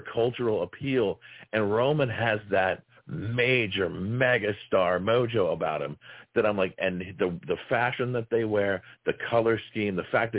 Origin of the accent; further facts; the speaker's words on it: Dallas, Texas, United States; now in Oklahoma, United States; I grew up in Dallas